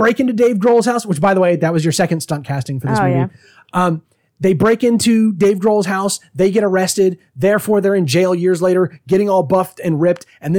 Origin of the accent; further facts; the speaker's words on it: United Kingdom; I'm a British man doing a Southern accent.